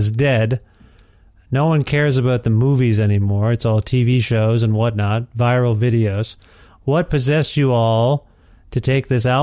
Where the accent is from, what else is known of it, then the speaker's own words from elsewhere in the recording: Ontario, Canada; moved away as an adult; I'm from Ontario, and that's where I lived until we moved here a couple of years ago